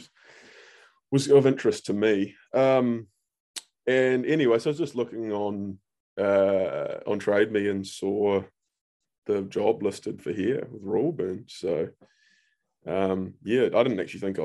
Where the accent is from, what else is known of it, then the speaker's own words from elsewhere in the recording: Auckland, New Zealand; moved away as an adult; also born or lived in Hawke's Bay; now in Central Otago, New Zealand; I grew up in Auckland.